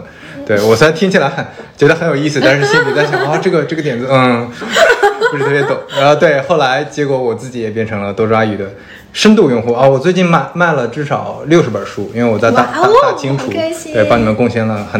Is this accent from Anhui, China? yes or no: no; Shandong, China; 我们山东人嘛，